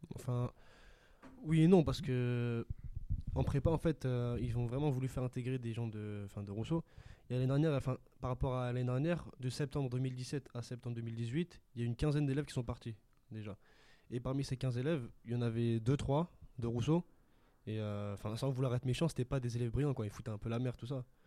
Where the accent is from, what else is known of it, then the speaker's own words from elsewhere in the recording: Sarcelles, Île-de-France, France; je viens de Sarcelles